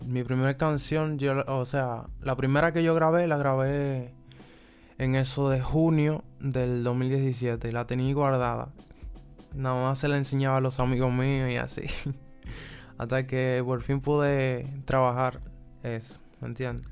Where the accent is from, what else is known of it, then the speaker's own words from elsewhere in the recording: Santo Domingo, Distrito Nacional, Dominican Republic; soy de la República Dominicana, específicamente de Santo Domingo, la capital